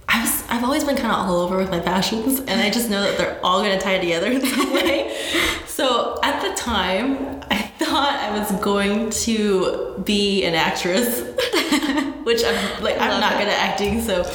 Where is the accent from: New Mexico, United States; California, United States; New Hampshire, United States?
New Mexico, United States; I grew up in New Mexico